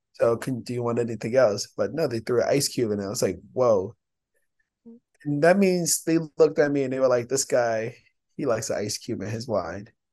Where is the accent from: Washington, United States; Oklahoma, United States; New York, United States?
New York, United States; New York City; I'm from the Bronx